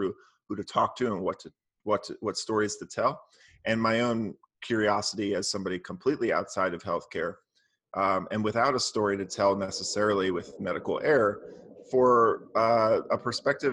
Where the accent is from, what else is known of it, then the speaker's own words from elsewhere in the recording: Maryland, United States; also born or lived in Philadelphia, Pennsylvania; My childhood was mostly in Maryland, outside of DC.